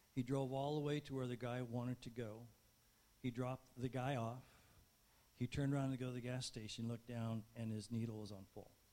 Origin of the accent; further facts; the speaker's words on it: Barstow, California, United States; I was growing up in Barstow